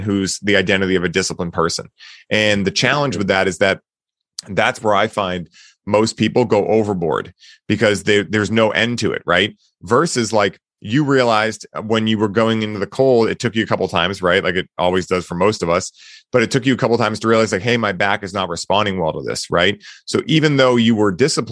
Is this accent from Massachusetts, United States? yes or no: yes; Boston, Massachusetts, United States; I grew up in Boston. I've lived here my whole life.